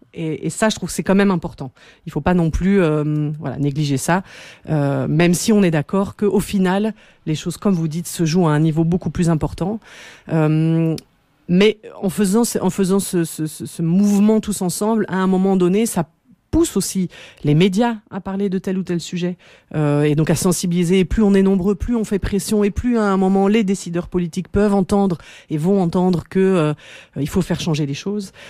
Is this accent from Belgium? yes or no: yes; Belgium; chez nous en Belgique